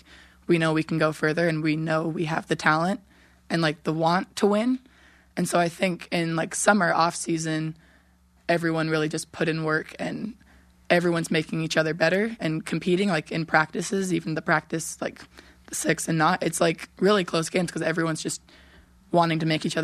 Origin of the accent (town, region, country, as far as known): California, United States; moved away